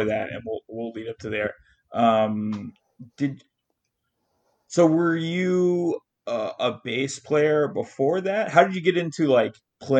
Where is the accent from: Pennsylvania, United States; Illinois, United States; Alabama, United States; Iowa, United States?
Alabama, United States; I'm from Alabama